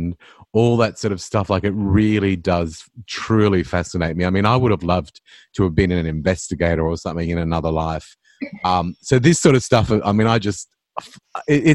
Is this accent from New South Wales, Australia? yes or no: no; Queensland, Australia; I grew up in Queensland and, I suppose you would call where we lived and everything sort of outer suburbia